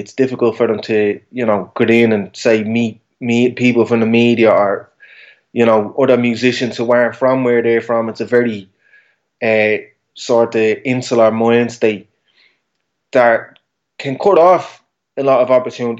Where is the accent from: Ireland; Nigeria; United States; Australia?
Ireland; Dublin, Leinster